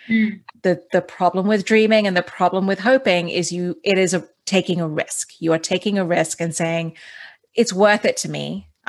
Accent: Dubai, United Arab Emirates; that was the thing also about growing up in Dubai, is that it's such a cosmopolitan city.

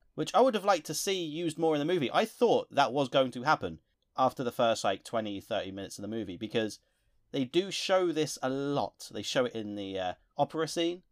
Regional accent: England, United Kingdom; Being English ourselves

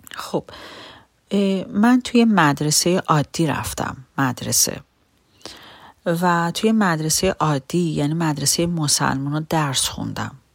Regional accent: Iran; من یک ایرانی یهودیم و توی ایران بزرگ شدم

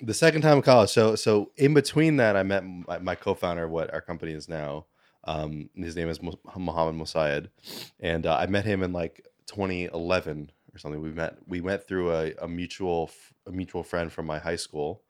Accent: New York City, New York, United States; I was born in Manhattan, um, went to, you know, school and everything here my whole life

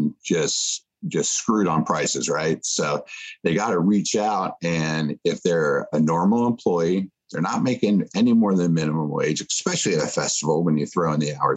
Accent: Nashville, Tennessee, United States; my hometown in Nashville

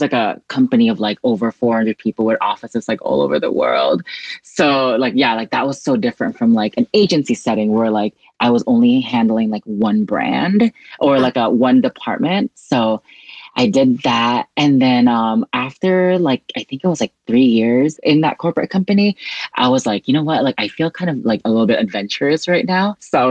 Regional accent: Central Visayas, Philippines; now in Los Angeles, United States; I'm originally from the Philippines, but I have been living in the U.S. for like God knows how long. So yeah, I'm from an island called Cebu.

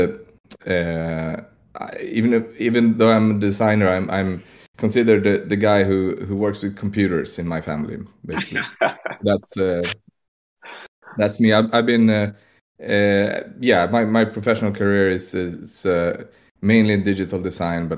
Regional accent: Stockholm, Stockholm County, Sweden; I'm from Stockholm, Sweden

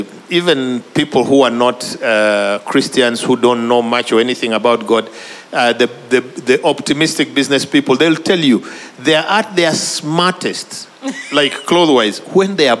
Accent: Uganda; I'm from Uganda

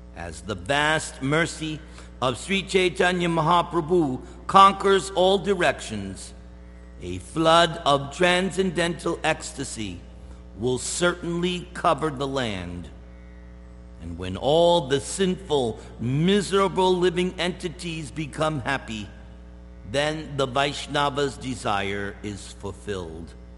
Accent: East Coast, United States; moved away; I'm from the East Coast

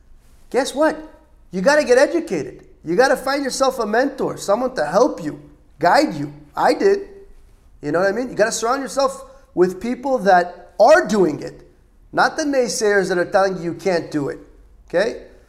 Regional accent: Los Angeles, California, United States; moved away as an adult; also born or lived in Israel; now in Miami, United States; For those that don't know, I was born and raised in Los Angeles, California. I moved when I was 9 to Israel, state of Israel. I moved back when I was just shy of 16.

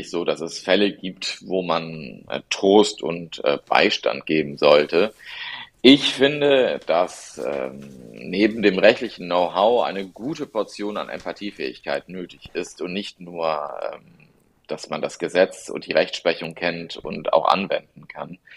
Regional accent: Germany; also born or lived in Italy; ja, ich bin in Italien geboren und meine Eltern sind beide Italiener. Ich bin mit circa drei Jahren nach Deutschland gekommen und habe das Glück, bilingual aufgewachsen zu sein.

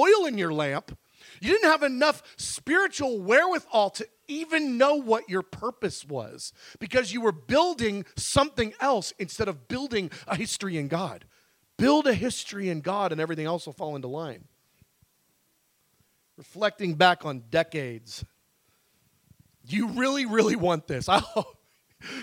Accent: United States; American Christians

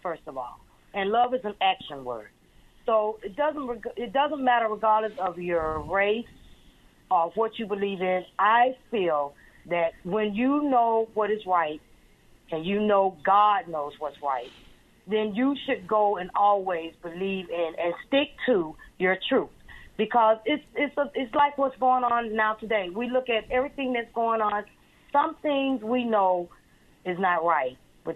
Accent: Andalusia, Alabama, United States; also born or lived in Baltimore, Maryland / Washington, D.C.; now in Eustis, United States; me being born and raised in Alabama

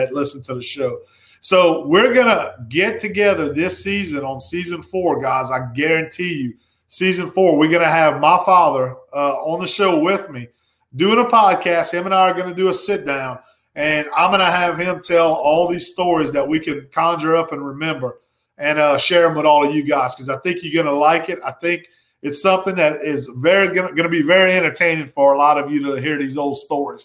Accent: Ville Platte, Louisiana, United States; growing up in my hometown of Ville Platte, Louisiana

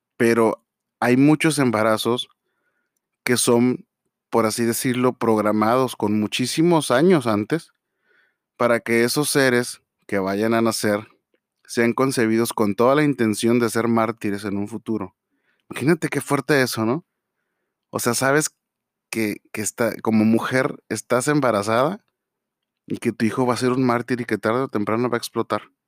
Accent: Mexico; nosotros como tal, como mexicanos

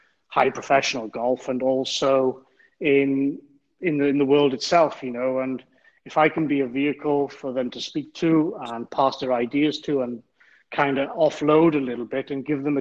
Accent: Wales, United Kingdom; Being a Welshman

